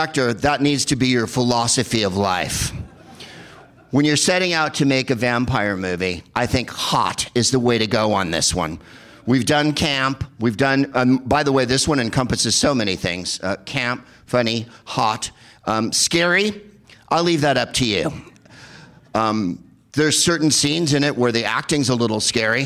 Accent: San Carlos, California, United States; I'm from San Carlos, California, the whitest place on the face of the earth

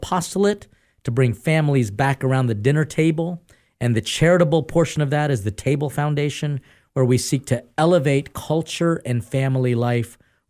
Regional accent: Philippines; The Philippines.

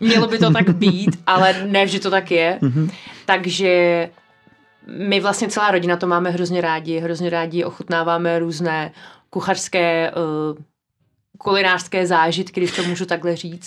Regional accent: a village near Prague, Central Bohemian Region, Czechia; jsem vyrostla na vesnici kousíček od Prahy

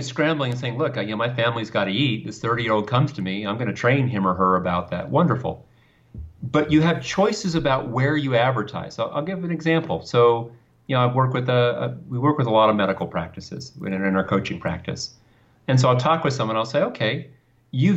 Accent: Thousand Oaks, California, United States; also born or lived in Westlake Village, California; In California, in a place called Thousand Oaks, California.

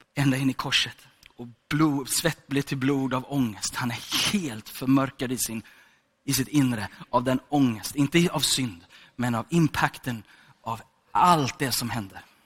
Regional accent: Gothenburg, Västra Götaland, Sweden; är född i Hammarkullen, uppvuxen i Sandeslätt. Okej, okay, så jag är från Göteborg

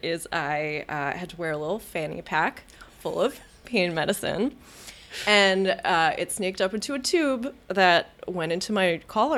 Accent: Westchester, New York, United States; I'm from Westchester, but it's it's not so far

